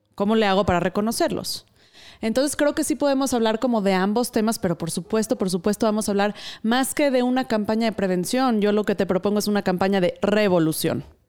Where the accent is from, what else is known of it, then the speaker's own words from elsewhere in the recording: Mexico; la cultura sumisa de la que provenimos siendo la mexicana, en mi caso